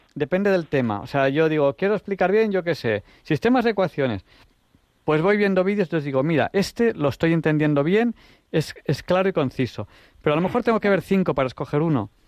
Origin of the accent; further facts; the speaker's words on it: Catalonia, Spain; yo soy catalán